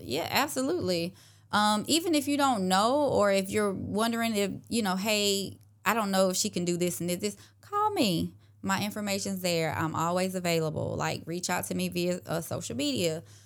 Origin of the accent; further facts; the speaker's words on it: Clarks Hill, South Carolina, United States; moved away as an adult; now in Augusta, United States; I grew up in Clarks Hill, South Carolina, so not too far from Augusta